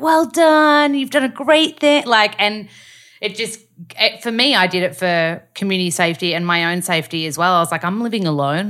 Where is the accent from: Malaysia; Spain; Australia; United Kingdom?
Australia; accent: Australian; read sides in my accent so that they can learn the Australian accent